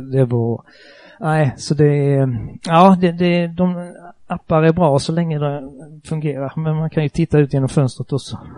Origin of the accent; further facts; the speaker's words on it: Markaryd, Kronoberg County, Sweden; accent: southwestern Småland dialect near Skåne and Halland; Jag sitter hemma i Markaryd, en eh, liten ort i sydvästra Småland. Eh, väldigt nära Skåne, väldigt nära Halland, därav denna dialekt